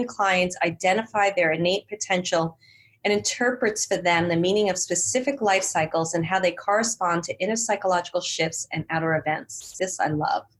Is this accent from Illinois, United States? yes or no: no; New York City, New York, United States; moved away as an adult; also born or lived in Manhattan / Los Angeles; now in Marin County, United States; I'm from Bay Ridge